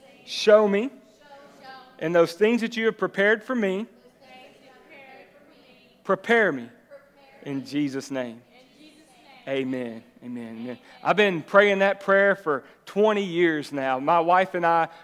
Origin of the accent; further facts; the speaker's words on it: Jacksonville, Texas, United States; I'm originally from Jacksonville, right? I grew up in East Texas.